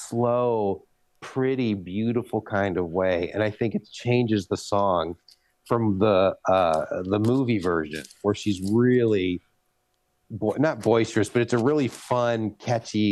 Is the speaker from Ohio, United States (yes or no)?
yes; Ohio, United States; now in California, United States; I'm from the East. I'm from Ohio